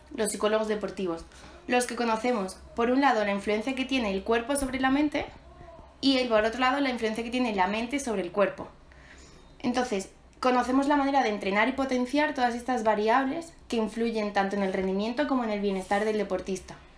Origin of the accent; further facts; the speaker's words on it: Málaga, Andalusia, Spain; soy de Málaga